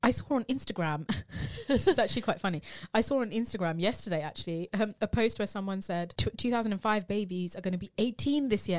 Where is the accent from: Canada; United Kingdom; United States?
United Kingdom; being British Asian.